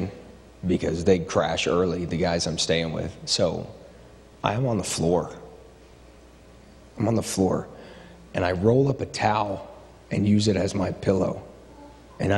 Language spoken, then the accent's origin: English; Ohio, United States; I grew up in Ohio